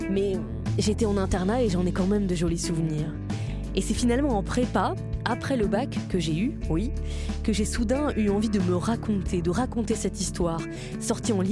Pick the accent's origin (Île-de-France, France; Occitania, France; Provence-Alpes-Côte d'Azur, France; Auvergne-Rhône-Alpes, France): Provence-Alpes-Côte d'Azur, France; Orange; also born or lived in Marseille; j'ai 23 ans, je suis né à Marseille mais j'ai grandi à Orange.